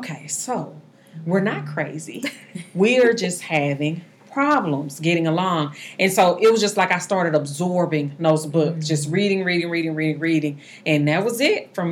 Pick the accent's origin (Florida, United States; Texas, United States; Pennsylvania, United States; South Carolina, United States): Texas, United States; Dallas; also born or lived in Arlington, Texas; now in Mansfield, United States; I grew up in Dallas, Texas. I live in uh, Mansfield now. We've been out here um, for about 15 years.